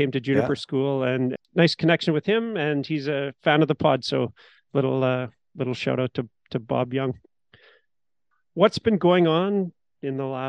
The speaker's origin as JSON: {"language": "English", "country": "Canada", "said": "We're Canadian"}